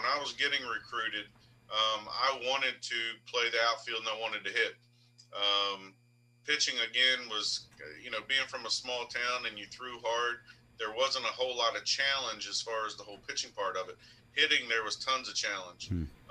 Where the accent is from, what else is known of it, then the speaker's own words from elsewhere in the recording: Cambridge, Maryland, United States; also born or lived in Woolford, Maryland; I grew up in Cambridge, born and raised. My parents moved down to Wolford, which is about 10 miles outside of Cambridge, when I began high school. But born and raised in the area